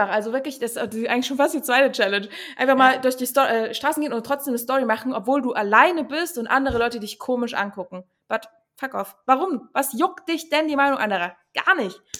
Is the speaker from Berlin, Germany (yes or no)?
yes; Berlin, Germany; now in Cottbus, Germany; Aber ich bin aus Berlin, deswegen da ist es eigentlich normal. Na ja, gut, hier in Cottbus